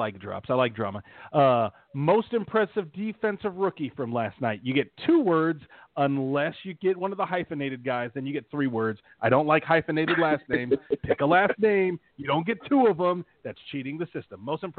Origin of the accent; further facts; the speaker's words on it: Louisiana, United States; See, here's how you know I'm from Louisiana. I like gumbo.